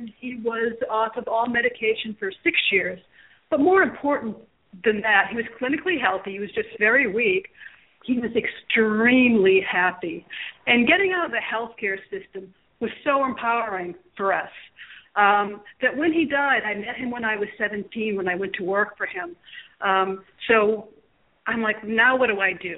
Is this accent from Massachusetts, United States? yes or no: yes; Massachusetts, United States; moved away as an adult; now in Cape Coral, United States; I was originally from Massachusetts, and I moved down to Florida with my husband back in 1996